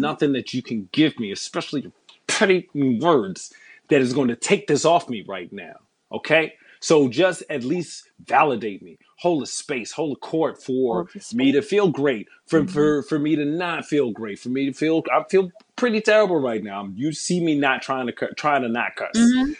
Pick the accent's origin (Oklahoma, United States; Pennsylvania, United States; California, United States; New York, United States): New York, United States; New York City; coming up in New York City